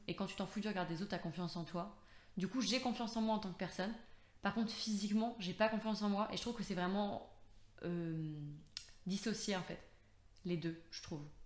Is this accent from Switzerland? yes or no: no; Brittany, France; now in Lyon, France; je reviens assez souvent quand même en Bretagne euh, bah, parce que je suis très proche de ma famille